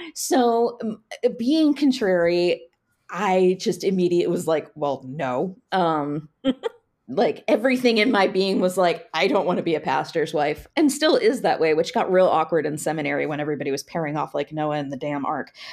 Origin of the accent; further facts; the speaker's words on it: Frederick, Maryland, United States; I grew up in Frederick, so was very familiar with D C